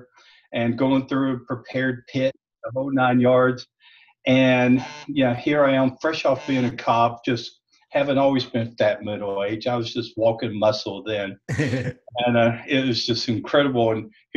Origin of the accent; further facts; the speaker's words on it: South Mississippi, United States; now in Nashville, United States; I grew up in South Mississippi.